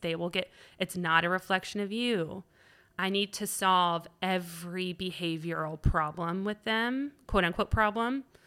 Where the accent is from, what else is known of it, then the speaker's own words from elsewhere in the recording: Atlanta, Georgia, United States; also born or lived in Virginia / Florida / Iowa; I moved here in second grade, so we moved a lot